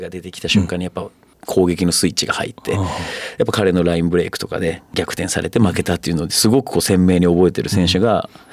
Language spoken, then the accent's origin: Japanese; Fukuoka, Japan; moved away as an adult; 福岡出身